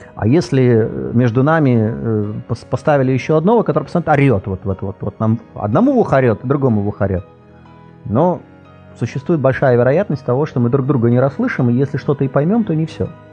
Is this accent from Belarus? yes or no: no; Latvia; first language Russian; я из Латвии